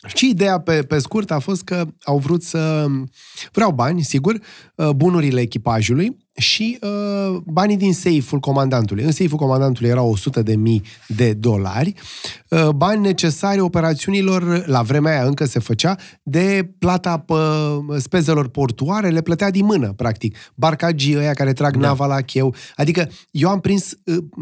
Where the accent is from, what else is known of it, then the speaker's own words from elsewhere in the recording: Romania; unii eram din România